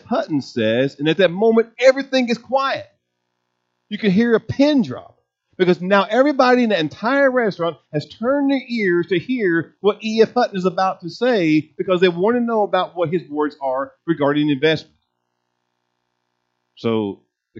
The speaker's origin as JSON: {"language": "English", "country": "United States", "said": "us being American Christians"}